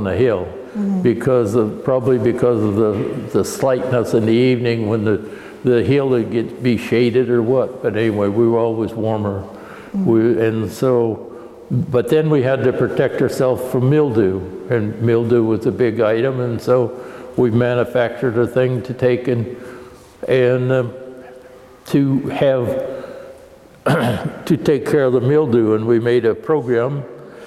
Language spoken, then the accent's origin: English; Ballston, Oregon, United States; I was born in Ballston, Oregon, which is 10 miles from here